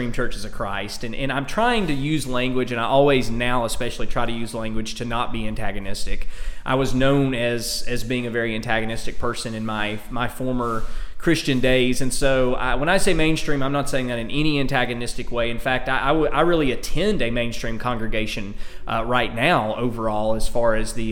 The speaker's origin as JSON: {"language": "English", "region": "Alabama", "country": "United States", "accent": "Alabama", "moved": "yes", "lives_now": "Oklahoma, United States", "said": "I've got the hick accent here, the Alabama accent."}